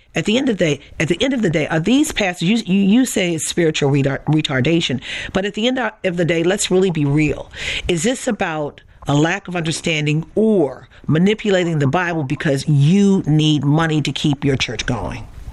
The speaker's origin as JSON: {"language": "English", "town": "Baltimore", "region": "Maryland", "country": "United States", "tie": "born or raised there", "said": "I grew up in Baltimore"}